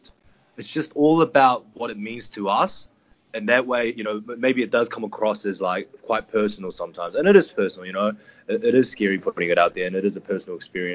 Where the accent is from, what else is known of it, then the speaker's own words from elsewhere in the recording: New Zealand; us boys from New Zealand.